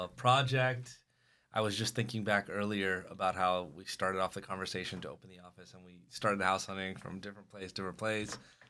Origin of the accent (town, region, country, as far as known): Escondido, California, United States; born or raised there